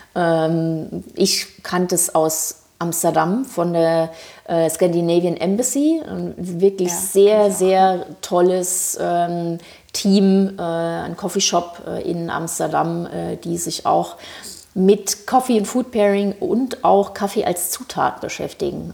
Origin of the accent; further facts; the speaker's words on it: Thuringia, Germany; also born or lived in Frankfurt am Main; now in Berlin, Germany; ich bin ursprünglich aus Thüringen, äh, habe aber sehr sehr lange in Frankfurt am Main gelebt